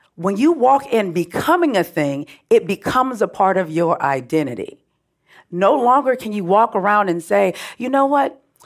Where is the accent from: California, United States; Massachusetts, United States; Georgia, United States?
California, United States; Oakland; also born or lived in Richmond, California; I grew up in Oakland, Richmond, California, so I'm refined hood.